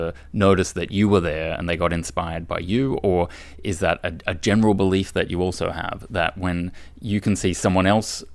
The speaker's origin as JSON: {"language": "English", "country": "Australia", "tie": "born or raised there", "moved": "as an adult", "lives_now": "Brussels, Belgium", "said": "I was growing up in Australia at the time"}